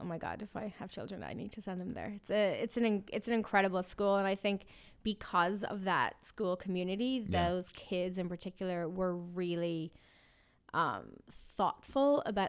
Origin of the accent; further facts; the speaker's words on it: Ireland; And for me, like growing up in Ireland, you know, we're a neutral country. We don't go to war.